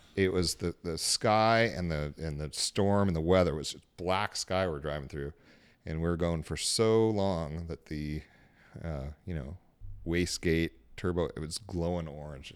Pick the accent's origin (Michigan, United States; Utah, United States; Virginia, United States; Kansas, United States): Utah, United States; Salt Lake City; moved away; also born or lived in California; I was born in California, grew up in Salt Lake City